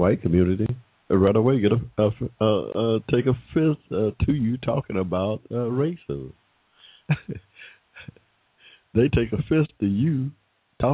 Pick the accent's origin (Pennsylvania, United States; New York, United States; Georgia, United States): Georgia, United States; I was born in 1945 in Georgia